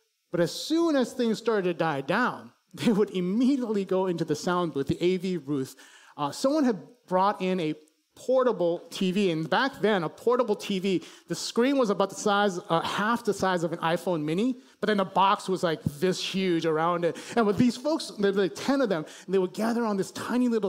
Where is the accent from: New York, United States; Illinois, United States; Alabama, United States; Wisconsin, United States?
Illinois, United States; Chicago; I grew up in Chicago